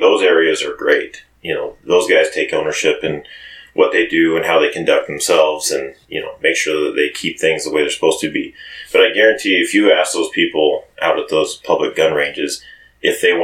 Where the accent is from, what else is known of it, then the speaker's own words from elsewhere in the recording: Cascade, Idaho, United States; I grew up in Cascade